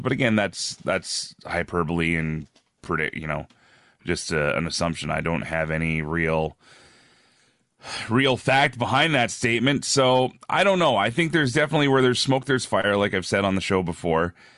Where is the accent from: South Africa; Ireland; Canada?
Canada; Red Deer, Alberta; moved away as an adult; also born or lived in Ontario / Edmonton; now in Regina, Canada; I was, I was born in Ontario, grew up mostly out west between, uh, different towns in Alberta. Uh, there's a city called Red Deer where I spent a lot of my life